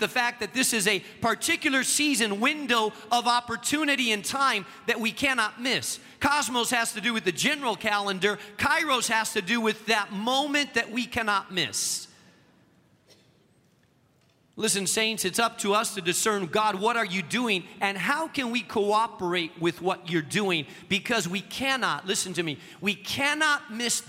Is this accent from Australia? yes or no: no; Spain; now in Chicago, United States; the country that I grew up in Spain